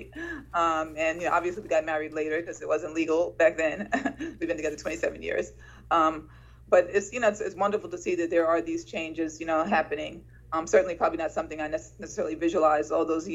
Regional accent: New York City, New York, United States; I grew up in Sugar Hill, Harlem, and I was raised by my mom

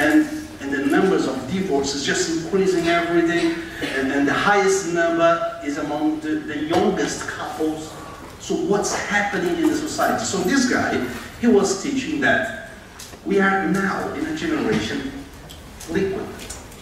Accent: Glasgow, Scotland, United Kingdom; by my accent, you can see I'm from Glasgow

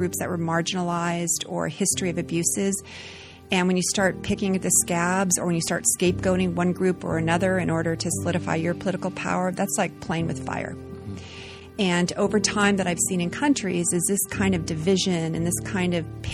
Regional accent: Las Vegas, Nevada, United States; I grew up in Nevada, in Las Vegas, Nevada.

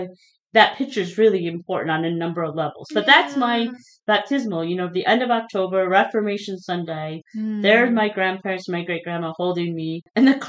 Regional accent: Minnesota, United States; now in Phoenix, United States; growing up in Minnesota

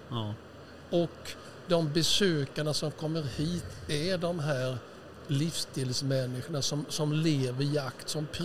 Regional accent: Huskvarna, Jönköping County, Sweden

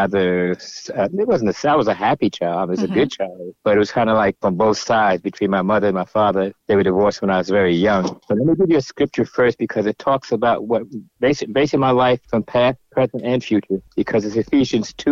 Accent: Newark, New Jersey, United States; I was born and raised in Newark, New Jersey.

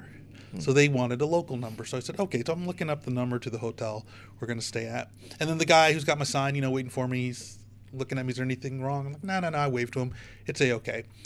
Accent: United States; I'm an American

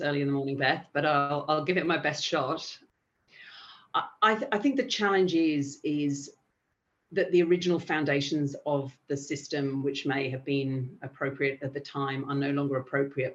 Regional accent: England, United Kingdom; moved away as an adult; also born or lived in Albania; now in Australia; I'm from England

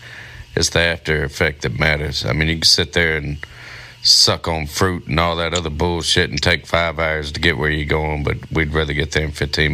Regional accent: Louisiana, United States; I'm from Louisiana.

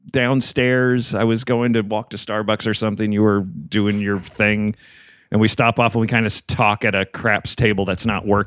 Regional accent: New Jersey, United States; I grew up in Jersey primarily.

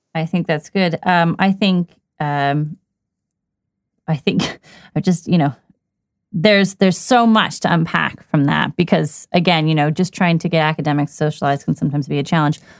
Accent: Washington, District of Columbia, United States; moved away as an adult; also born or lived in United Kingdom; growing up in Washington, D.C., it was quite diverse

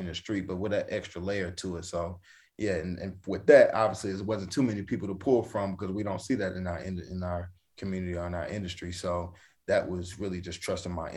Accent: North Carolina, United States; growing up in North Carolina

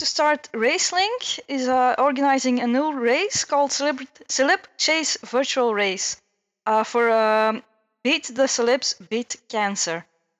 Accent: Antwerp, Flanders, Belgium; I'm from Belgium, Runner 5 from Belgium, Antwerp.

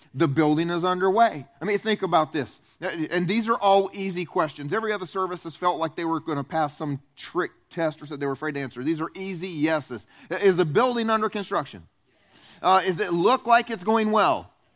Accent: the South, United States; also born or lived in Romania; I was raised in the South, where food groups are like chocolate, french fries, and hamburgers

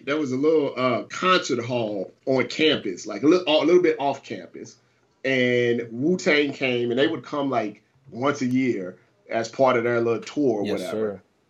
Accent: Midwest, United States; And I was like from the Midwest.

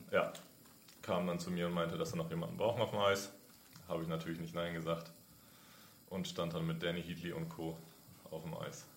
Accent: Nuremberg, Bavaria, Germany; now in Berlin, Germany; ich komme aus dem Frankenland, aus Nürnberg

